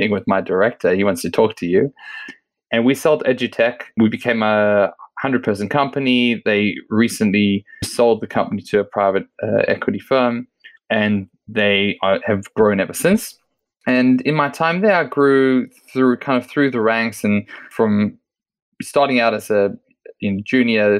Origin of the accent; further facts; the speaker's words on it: Australia; moved away as an adult; also born or lived in South Africa; now in Israel; I was born in South Africa, moved to Australia when I was a teenager, grew up there